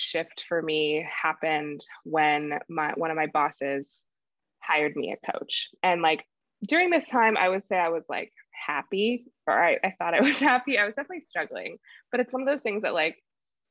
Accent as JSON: {"language": "English", "region": "California", "country": "United States", "tie": "born or raised there", "also_born_or_lived": "New York City", "moved": "as an adult", "said": "I'm born and raised in California"}